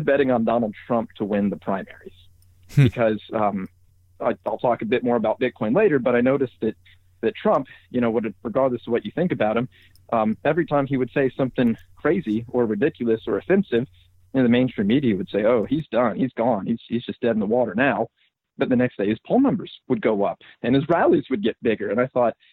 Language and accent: English; Atlanta, Georgia, United States; moved away as an adult; now in Austin, United States; I grew up in Atlanta, Georgia